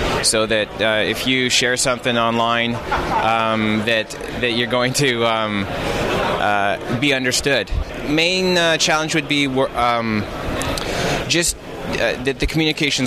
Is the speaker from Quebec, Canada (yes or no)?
no; Vancouver, British Columbia, Canada; I'm from Vancouver, British Columbia.